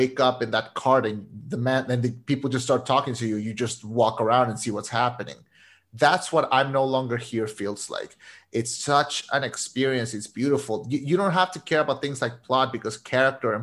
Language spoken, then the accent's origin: English; Monterrey, Nuevo León, Mexico; My hometown. This is the place where I was born. It's the place where I'm living right now.